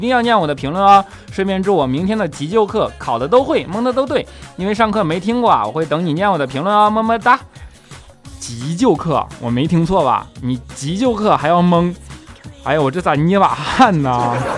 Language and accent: Chinese; China; 作为中国人